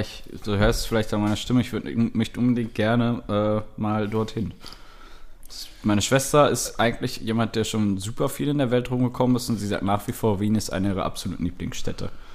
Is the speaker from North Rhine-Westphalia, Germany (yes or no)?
yes; near Bielefeld, North Rhine-Westphalia, Germany; aus der Gegend, wo ich herkomme, aus ähm, hier bei Bielefeld